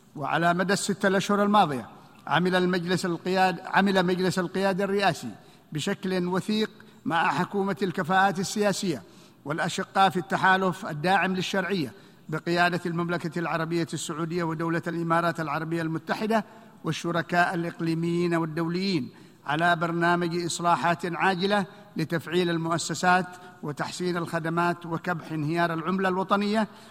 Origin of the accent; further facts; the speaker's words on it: Yemen; شعبنا اليمني